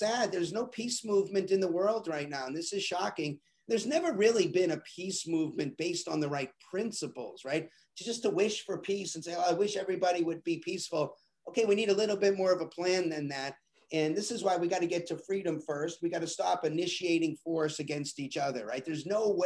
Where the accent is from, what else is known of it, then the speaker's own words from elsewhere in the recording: Boston, Massachusetts, United States; I'm from Boston, and everybody in my family and everybody I knew was a Democrat